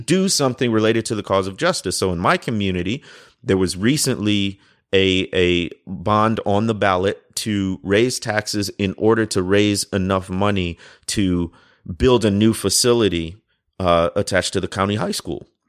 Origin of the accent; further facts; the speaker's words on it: Chicago, Illinois, United States; I grew up in the Chicago area